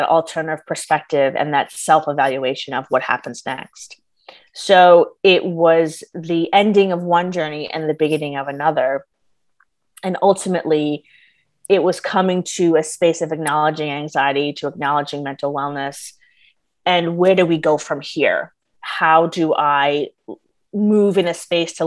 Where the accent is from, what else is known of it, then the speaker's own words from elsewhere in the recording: New York, United States; I'm originally from New York